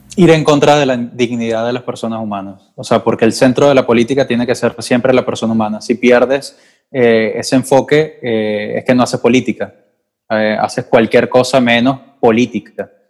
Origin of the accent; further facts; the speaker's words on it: Venezuela; moved away; soy periodista venezolano